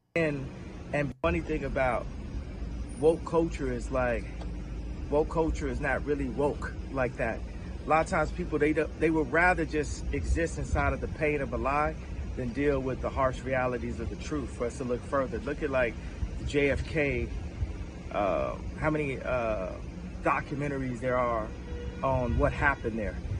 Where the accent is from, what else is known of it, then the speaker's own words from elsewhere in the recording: United States; as an American